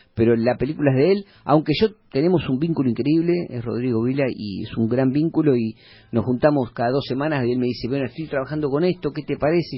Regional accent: Mar del Plata, Buenos Aires Province, Argentina; porque era mi ciudad, yo soy de Mar

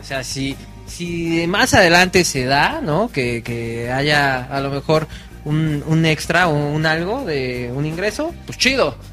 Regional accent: Tlaxcala, Mexico; yo soy de Tlaxcala, si existe Tlaxcala

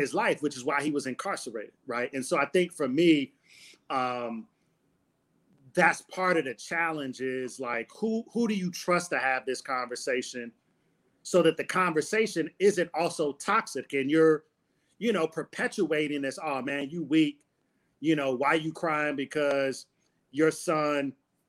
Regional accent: Detroit, Michigan, United States; growing up in Detroit in a neighborhood that I grew up

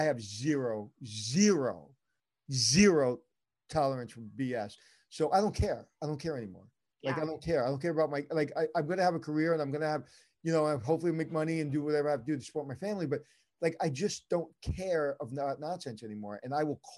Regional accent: New York City, New York, United States; I'm from Brooklyn

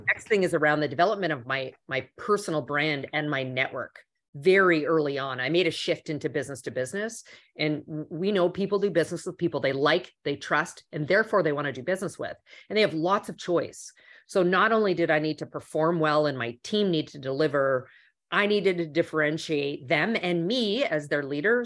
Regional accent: Canada; moved away; also born or lived in Toronto; I'm originally from Canada. So at the time I was in um, in uh, Toronto

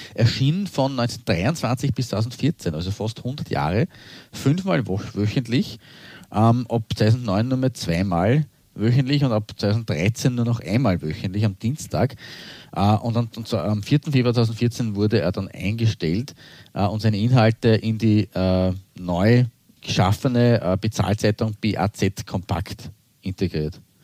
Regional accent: Austria; als Österreicher

